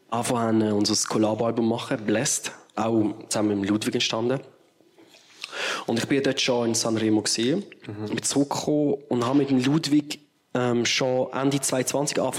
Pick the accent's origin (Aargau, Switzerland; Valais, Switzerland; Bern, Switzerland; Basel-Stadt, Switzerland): Basel-Stadt, Switzerland; Basel; gerade wenn man hier in der Schweiz wohnt oder als Basler, allein schon mit der Fahrt hat man einfach irgendwie gesagt, okay, das, das muss jetzt sein.